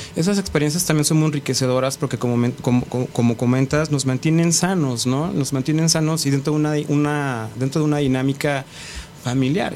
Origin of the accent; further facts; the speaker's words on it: Mexico; somos artistas mexicanos